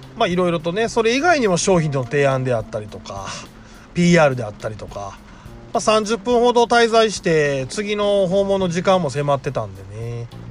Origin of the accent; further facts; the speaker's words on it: Sakai, Osaka, Japan; 私堺で生まれて堺で育ってる